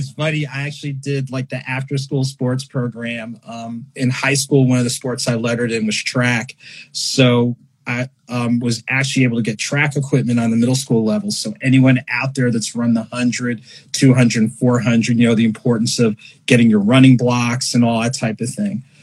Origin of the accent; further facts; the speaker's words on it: Ocean Township, New Jersey, United States; moved away as an adult; also born or lived in Illinois / Morris County, New Jersey / Winston-Salem, North Carolina; now in Atlanta, United States; New Jersey is really home for me. I grew up in North Jersey, Morris County Elementary School, and then I did middle and high school in Monmouth County, specifically Ocean Township